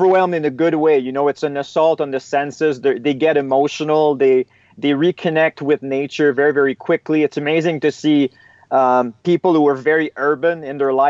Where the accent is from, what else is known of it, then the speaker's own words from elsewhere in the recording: Eastern Canada, Canada; now in Canadian Rockies, Canada; I'm originally from Eastern Canada. And I've been based out of the West now in the Canadian Rockies for over 10 years.